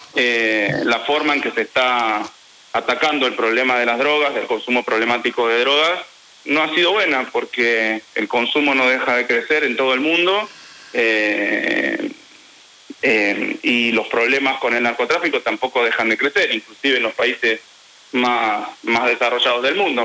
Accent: Quilmes, Buenos Aires Province, Argentina; yo soy de Quilmes

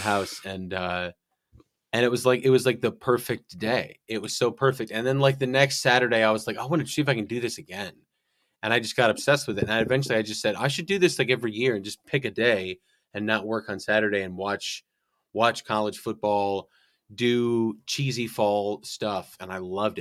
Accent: northern Illinois, United States; moved away; I'm from Illinois, northern Illinois, so right on the like border of Wisconsin.

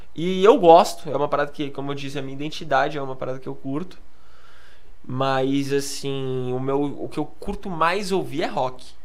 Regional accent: Praia Grande, São Paulo, Brazil; sou lá da Praia Grande, né? Da Baixada Santista

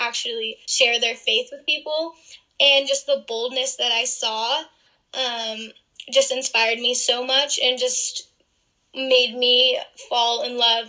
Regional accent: Massachusetts, United States; moved away as an adult; I'm actually from Massachusetts

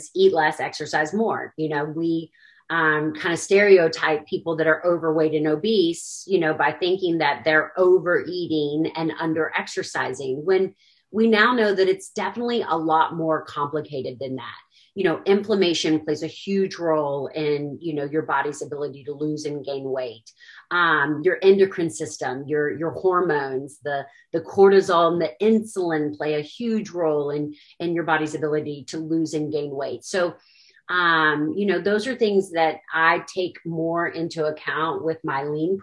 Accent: Williamsburg, Virginia, United States; moved away as an adult; also born or lived in Kentucky; I'm actually from Williamsburg, Virginia. Basically grew up there, then came to the University of Kentucky for college.

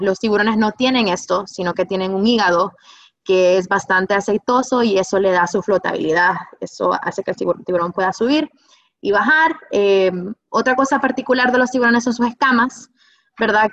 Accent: Honduras; como hondureños

